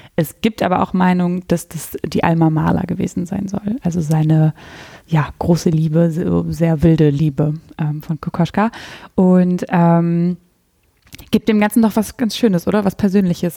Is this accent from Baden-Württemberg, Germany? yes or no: no; near Münster, North Rhine-Westphalia, Germany; aber ich bin hier in der, ganz in der Nähe von Münster aufgewachsen. Da komme ich her